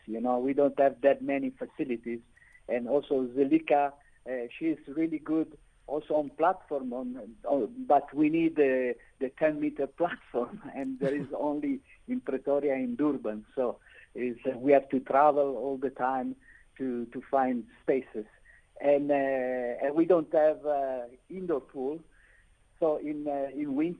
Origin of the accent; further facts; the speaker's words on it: Milan, Lombardy, Italy; now in South Africa; I'm from Milano